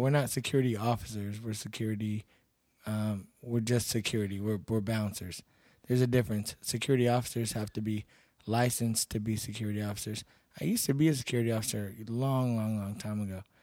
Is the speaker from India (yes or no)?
no; Seguin, Texas, United States; born or raised there; moved away as an adult; also born or lived in Cedar Park, Texas; now in Pflugerville, United States